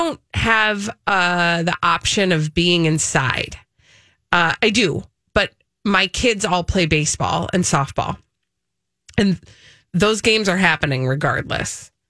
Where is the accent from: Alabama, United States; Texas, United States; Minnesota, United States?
Minnesota, United States; I'm from Minnesota.